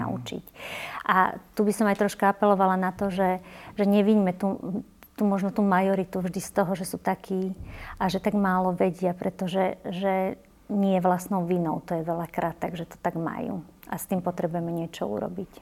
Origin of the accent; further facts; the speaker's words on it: Považie, Slovakia; moved away; ja som vyrastala fakt v malej dedinke na Považi